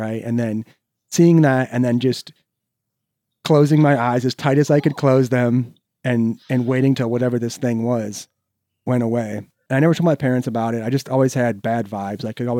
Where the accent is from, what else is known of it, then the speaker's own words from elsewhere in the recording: Cedar Falls, Iowa, United States; So I was actually born in Cedar Fall